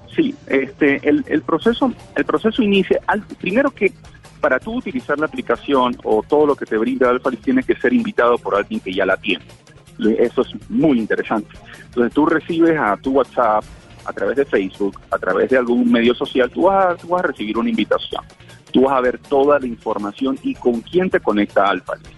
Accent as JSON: {"language": "Spanish", "country": "Panama"}